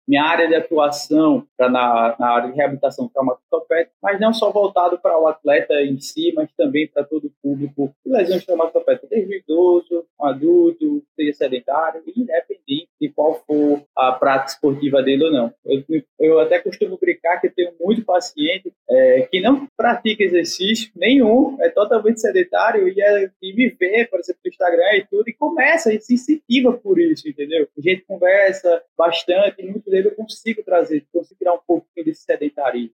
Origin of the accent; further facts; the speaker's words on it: Maceió, Alagoas, Brazil; Sou de Maceió